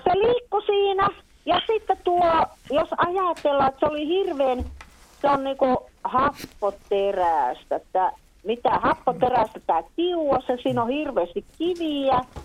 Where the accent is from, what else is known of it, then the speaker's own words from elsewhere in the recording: South Karelia, Finland; also born or lived in Taipalsaari; Meillä Etelä-Karjalassa tehdään vastoja.